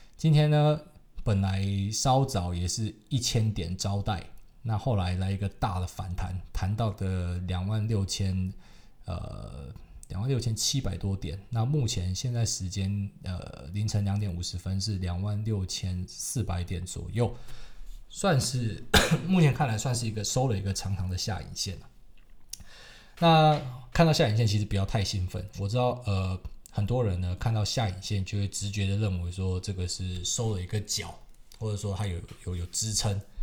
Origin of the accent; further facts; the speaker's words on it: Taiwan; 我是台湾来的